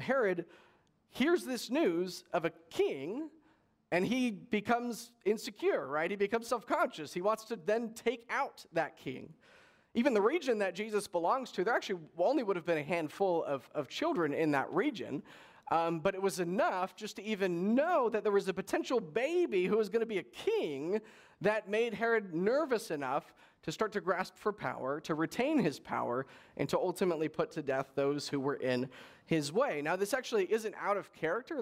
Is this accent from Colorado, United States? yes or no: no; Palm Springs, California, United States; I grew up in Coachella Valley, so in Palm Springs kind of area, um, out in the desert there